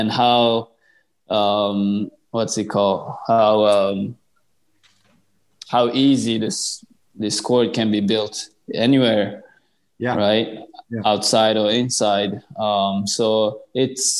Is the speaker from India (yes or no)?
no; Japan; grow squash in Japan, my home country